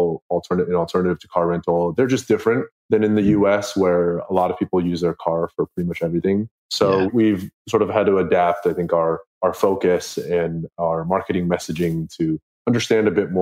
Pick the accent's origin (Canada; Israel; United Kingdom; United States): United States; I grew up here in America